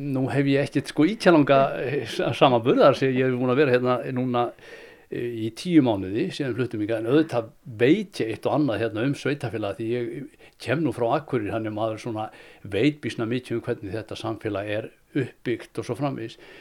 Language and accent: Icelandic; Akureyri, Northeastern Region, Iceland; moved away; also born or lived in Reykjavík; ég kem frá Akureyri og ég eh, er fættur þar 1958